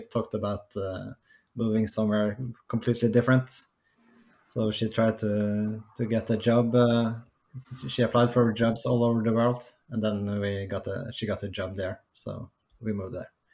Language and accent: English; Oslo, Norway; moved away as an adult; now in Lapland, Norway; I grew up in Oslo.